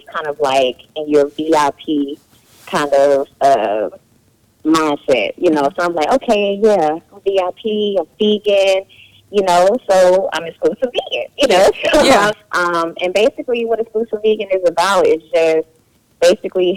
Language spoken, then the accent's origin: English; Georgia, United States; I'm from Georgia, and I grew up eating meat all the time